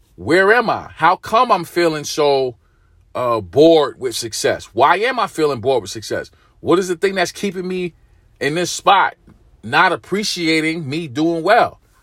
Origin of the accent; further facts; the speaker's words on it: New York City, New York, United States; I'm from New York. I'm from Brooklyn.